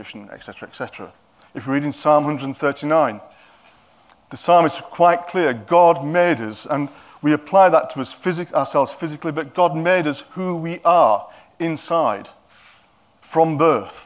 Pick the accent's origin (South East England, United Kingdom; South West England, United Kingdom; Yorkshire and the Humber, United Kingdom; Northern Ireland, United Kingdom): Yorkshire and the Humber, United Kingdom; now in Cockermouth, United Kingdom; Because I'm a Yorkshireman, they probably don't understand my accent.